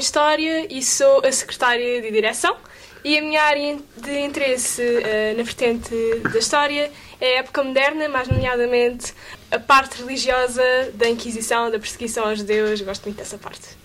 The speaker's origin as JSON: {"language": "Portuguese", "region": "Algarve", "country": "Portugal", "said": "venho do Olé do Algarve"}